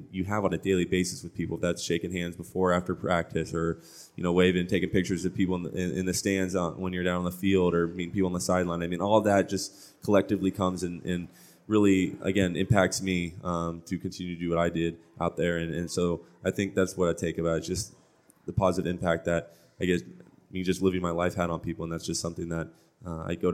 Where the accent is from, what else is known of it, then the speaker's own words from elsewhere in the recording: Orange, California, United States; I come from Orange Lutheran um, you know I, I played private you know Lutheran school